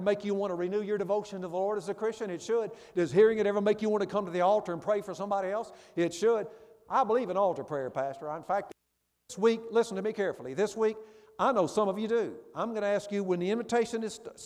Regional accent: Memphis, Tennessee, United States; My church I grew up in Memphis back in years ago

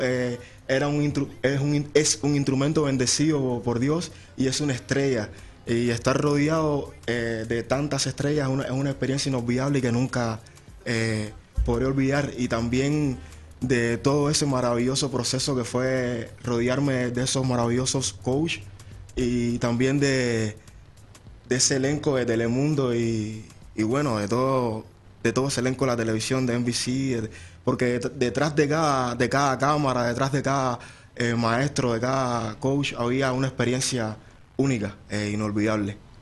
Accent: Camagüey, Cuba; now in Arizona, United States; Vengo, nací en, en una ciudad de Cuba llamada Camagüey.

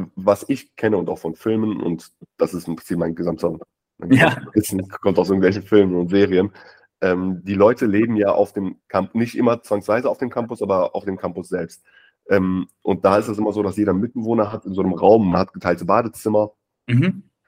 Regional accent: Germany; bei uns in Deutschland

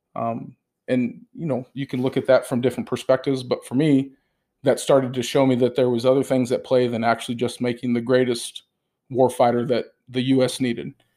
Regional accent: United States; I'm an American

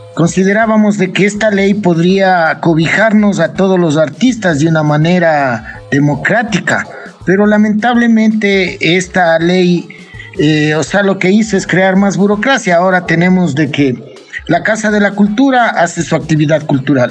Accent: Ibarra, Imbabura, Ecuador; also born or lived in Quito

